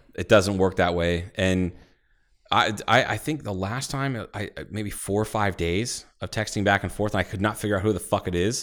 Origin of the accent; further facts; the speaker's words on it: Ohio, United States; I'm from Ohio